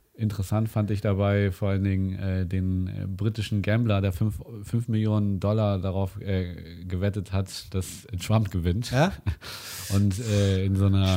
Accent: Germany; hier gerade bei uns in Deutschland

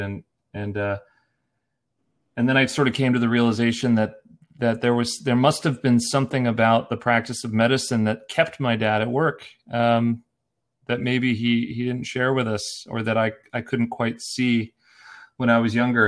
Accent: Erie, Pennsylvania, United States; now in Portland, United States; I'm from Erie, Pennsylvania originally, a small town in the northwest corner of Pennsylvania

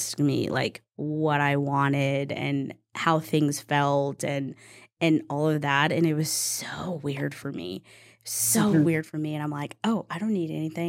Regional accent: East Texas, United States; I grew up in the Bible Belt of East Texas

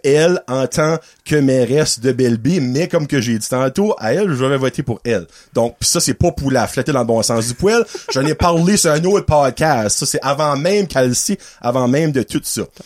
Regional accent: Dovertia, New Brunswick, Canada; now in Petit-Rocher, Canada; ça fait 10 ans que je demeure à Petit Rocher, ben, je viens de Dovertia

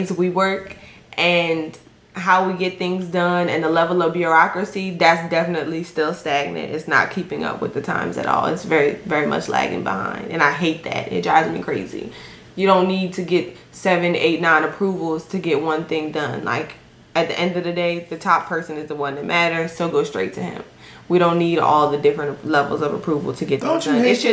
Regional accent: Maryland, United States; now in Chicago area, United States; I'm from Maryland

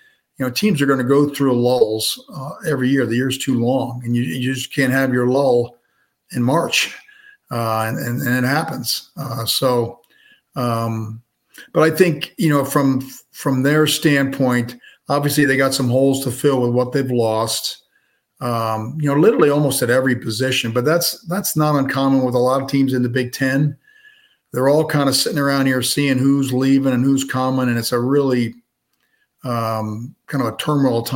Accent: New Jersey, United States; I'm from New Jersey

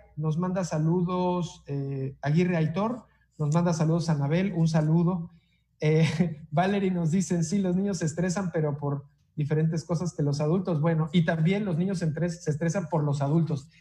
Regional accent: Tabasco, Mexico; los tabasqueños estudiamos donde se nos da la chingada gana

